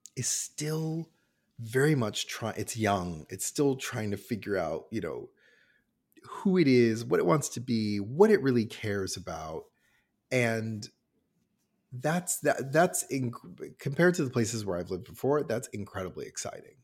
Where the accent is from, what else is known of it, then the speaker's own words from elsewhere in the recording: Cincinnati, Ohio, United States; now in Toronto, Canada; I'm American and I grew up in Cincinnati, Ohio